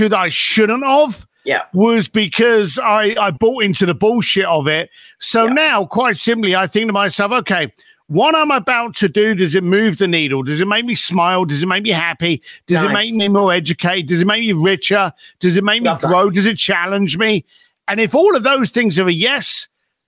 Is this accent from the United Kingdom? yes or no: yes; London, United Kingdom; also born or lived in Reading; I was born just outside London, a place called Reading, famous for Queen Victoria being born there. And then I was raised up in East London.